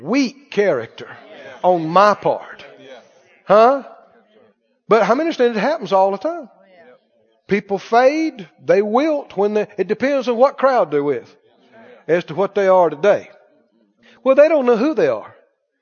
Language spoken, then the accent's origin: English; the South, United States; I'm from the South